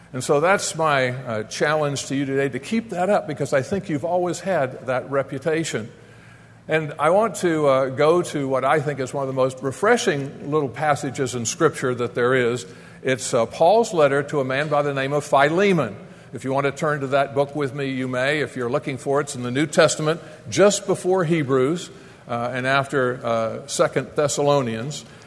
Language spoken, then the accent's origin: English; Coral Gables, Florida, United States; moved away as an adult; also born or lived in Atlanta; Florida is our home, born and raised in Coral Gables